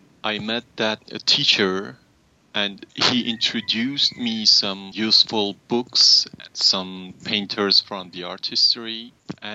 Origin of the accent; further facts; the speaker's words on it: Durud, Lorestan, Iran; also born or lived in Tehran; I was born in Iran, in a small city 5 hours far from Tehran named Durud